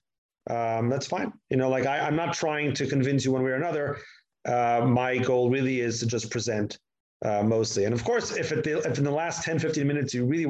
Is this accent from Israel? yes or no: yes; Israel; accent: American; also born or lived in United States; I made Aliyah when I was 1 month old. I grew up here my entire life.